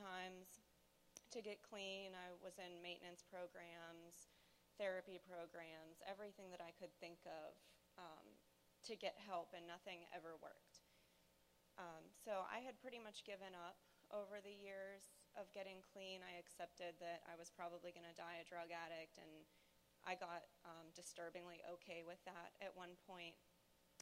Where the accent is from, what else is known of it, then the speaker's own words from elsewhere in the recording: Pittsburgh, Pennsylvania, United States; I'm from Pittsburgh, Pennsylvania